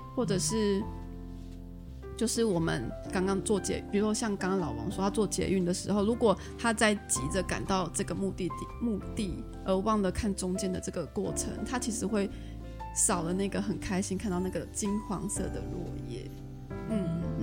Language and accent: Chinese; Taiwan; accent: Taiwanese Mandarin; 我的发音很台湾国语